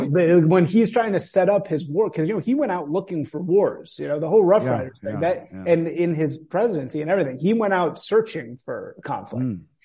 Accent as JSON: {"language": "English", "country": "United States"}